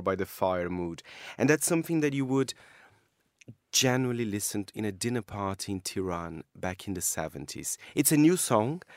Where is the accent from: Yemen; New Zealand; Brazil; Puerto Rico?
Brazil; moved away; It's from my home country